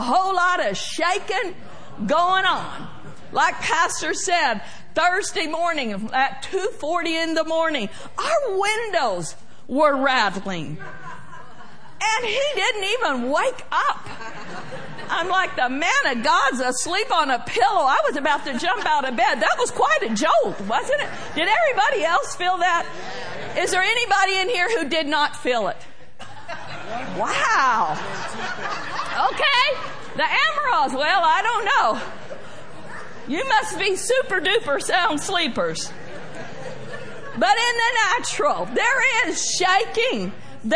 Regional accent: Oklahoma, United States; I like to say far, far, far, because that's how I grew up saying it in Oklahoma

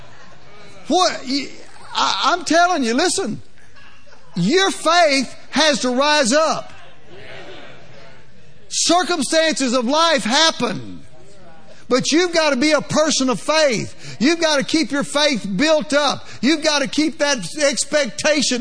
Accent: Louisiana, United States; I'm from Louisiana, a little more plain spoken than you guys are out here

